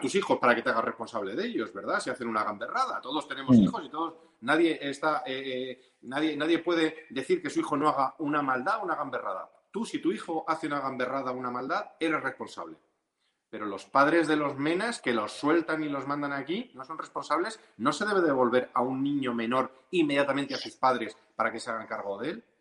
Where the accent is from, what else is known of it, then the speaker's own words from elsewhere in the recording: Ceuta, Spain; moved away; como ceutí de nacimiento y con la relación que he tenido a lo largo de los años con aquella ciudad que me vio nacer